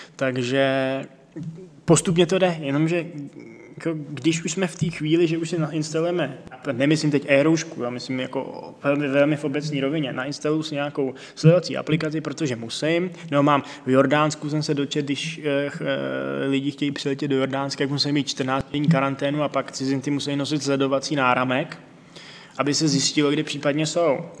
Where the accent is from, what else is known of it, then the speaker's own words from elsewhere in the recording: Czechia; jsme Češi